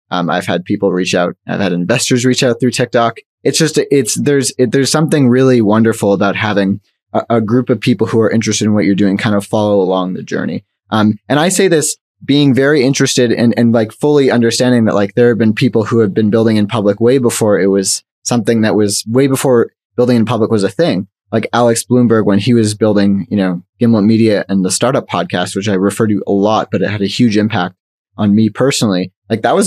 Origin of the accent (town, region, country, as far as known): Canada